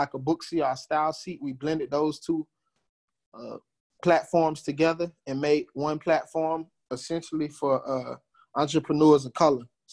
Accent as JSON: {"language": "English", "town": "Fort Lauderdale", "region": "Florida", "country": "United States", "also_born_or_lived": "Dallas, Texas", "moved": "as an adult", "lives_now": "Houston, United States", "said": "I am from Fort Lauderdale, Florida. Came out to Texas to play football"}